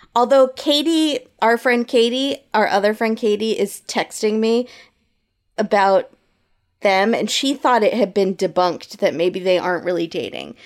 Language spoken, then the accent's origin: English; United States; as an American